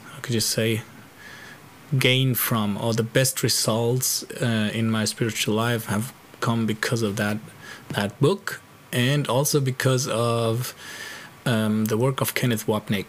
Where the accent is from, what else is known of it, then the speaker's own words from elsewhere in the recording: Germany; English is a second language; now in Spain; I'm living in Spain, so I'm constantly between the three languages. I was born in Germany